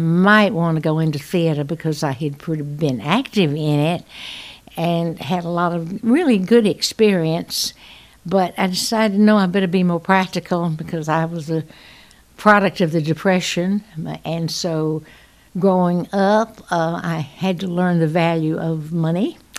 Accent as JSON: {"language": "English", "town": "Macon", "region": "Georgia", "country": "United States", "tie": "born or raised there", "also_born_or_lived": "Chicago", "said": "I went to school here in Macon, which is my hometown, Macon, Georgia."}